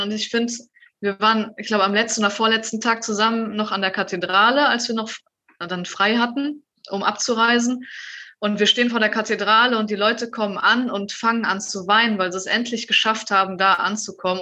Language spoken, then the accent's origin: German; Germany; wir irgendwie als Deutsche